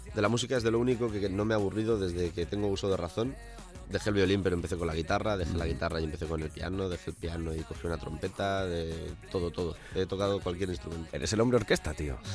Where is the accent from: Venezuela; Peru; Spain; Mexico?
Spain; El Puig, Valencian Community; moved away; donde yo vivo, bueno, donde yo vivía, donde me crié, eh, en Valencia